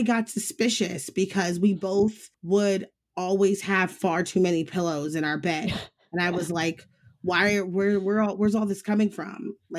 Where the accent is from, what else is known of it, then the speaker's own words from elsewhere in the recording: Midwest, United States; now in Los Angeles, United States; Growing up in the Midwest was really odd. It was very stifling. I remember even one of the main reasons why I chose to move to Los Angeles was I wanted to live somewhere that fit me better.